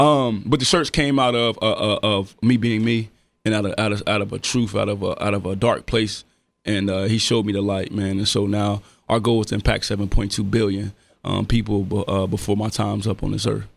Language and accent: English; Dayton, Ohio, United States; I'm from Dayton. Everybody know everybody for real